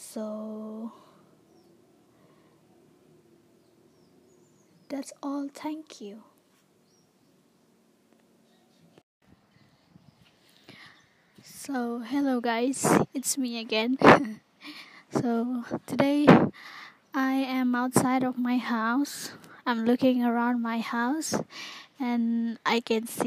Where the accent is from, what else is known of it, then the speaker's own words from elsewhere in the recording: Sabah or Sarawak, East Malaysia, Malaysia; English is a second language; moved away as an adult; also born or lived in Tanjung Malim; all the students from Sabah, Sarawak was sent to their hometown. And then I was being quarantined for 2 weeks. So I stay in my own house here in my hometown